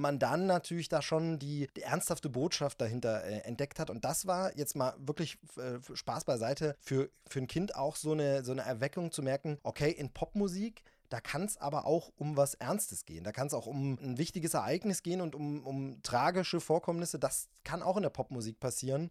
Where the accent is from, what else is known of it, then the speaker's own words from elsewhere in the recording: East Germany, Germany; als Ossi